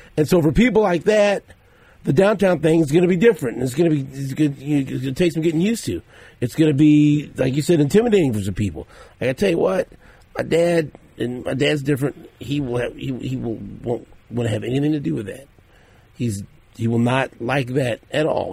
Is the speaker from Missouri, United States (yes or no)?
yes; Kansas City, Missouri, United States; I grew up in Northeast